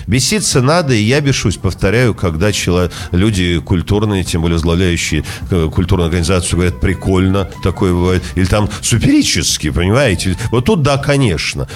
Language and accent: Russian; Saint Petersburg, Russia; Поэтому петербуржец я, ленинградец, э, наверное, и то, и другое.